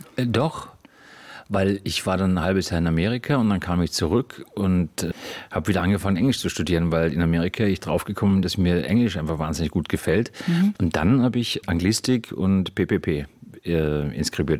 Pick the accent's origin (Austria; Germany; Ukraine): Austria